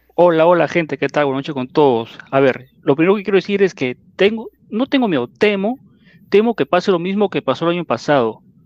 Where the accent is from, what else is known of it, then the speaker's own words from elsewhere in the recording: Peru; así somos los peruanos